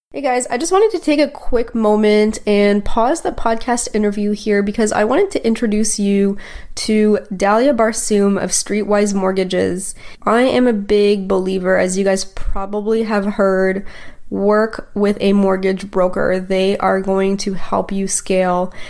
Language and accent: English; Toronto, Ontario, Canada; moved away as an adult; now in Oakville, Canada; Grew up in Toronto